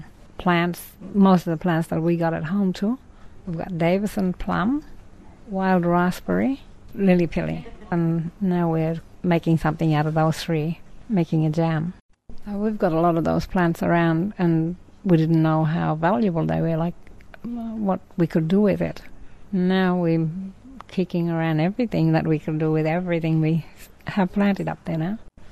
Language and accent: English; Hopewell, Queensland, Australia; I'm from Hopewell. I'm a Darpa lady, and we've got three others from Hopewell here.